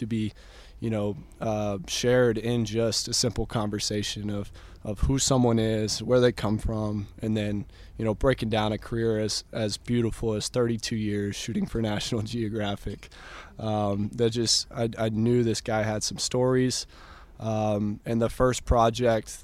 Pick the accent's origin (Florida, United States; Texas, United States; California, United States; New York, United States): Texas, United States; Dripping Springs; growing up in Dripping Springs, Texas